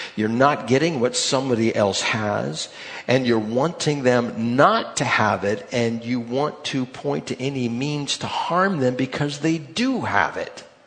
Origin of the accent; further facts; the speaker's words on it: United States; I'm from the United States